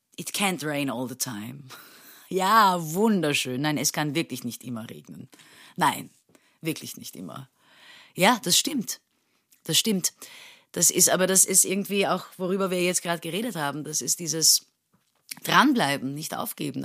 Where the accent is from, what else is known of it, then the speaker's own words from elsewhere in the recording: Istanbul, Turkey; moved away as an adult; now in Vienna, Austria; ich bin ja geboren und aufgewachsen in Istanbul